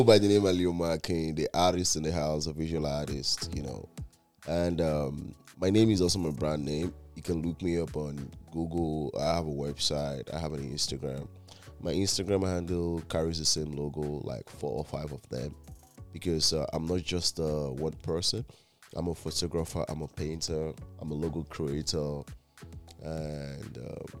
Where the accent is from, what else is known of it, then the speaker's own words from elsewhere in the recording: Nigeria; now in Canada; Like, I'm from West Africa, I'm from Nigeria, I'm in Canada.